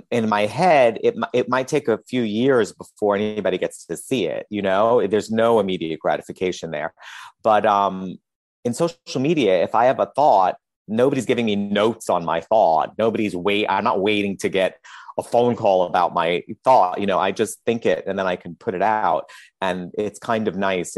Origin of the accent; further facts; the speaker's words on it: New York City, New York, United States; when I grew up in Queens